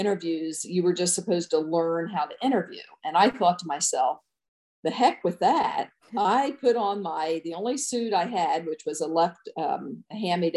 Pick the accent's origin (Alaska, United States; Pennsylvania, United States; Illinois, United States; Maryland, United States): Maryland, United States; Easton; moved away as an adult; also born or lived in Nevada, Iowa / Des Moines, Iowa; now in Iowa, United States; growing up on the East Coast